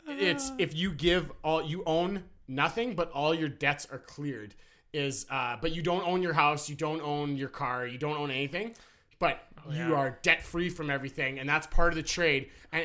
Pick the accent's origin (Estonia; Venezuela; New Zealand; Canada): Canada; So as a Canadian, I felt the need to tell you Trudeau's plan.